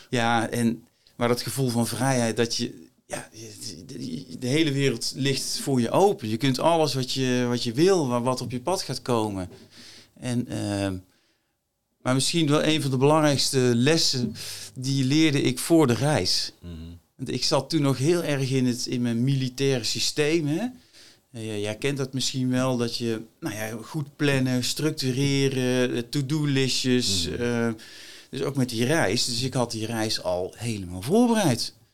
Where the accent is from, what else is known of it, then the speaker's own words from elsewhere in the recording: Helvoort, North Brabant, Netherlands; also born or lived in Berkel-Enschot; Nou, ik, ik ben een Brabander, opgegroeid, geboren in Berken-Enschot en opgegroeid in Helvoort, klein dorpje.